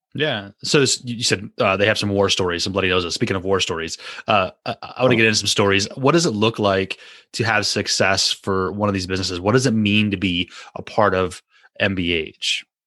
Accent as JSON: {"language": "English", "country": "United States", "said": "as an American"}